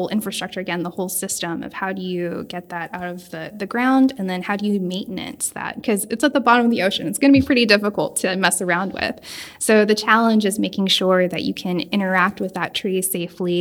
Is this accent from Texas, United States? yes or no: yes; Houston, Texas, United States; was born and raised in Houston